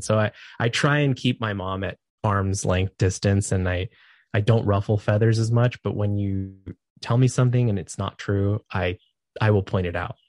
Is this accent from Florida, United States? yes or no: no; California, United States; moved away as an adult; now in Idaho, United States; I'm from California